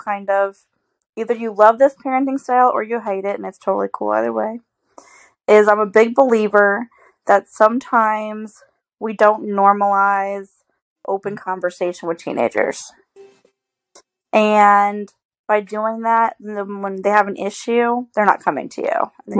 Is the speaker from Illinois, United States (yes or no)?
yes; Illinois, United States; moved away as an adult; now in Paris, Missouri, United States; I'm actually not from around here. Like, I was raised in Illinois. Didn't move to the lovely area of Paris, Missouri, if you will, until I married JC